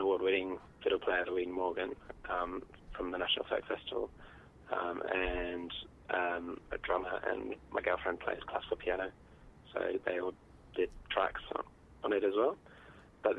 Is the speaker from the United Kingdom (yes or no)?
yes; Cambridge, East of England, United Kingdom; moved away as an adult; now in Launceston, Australia; I'm from Cambridge in the UK originally, and I've been living in Tasmania and Launceston for 4 years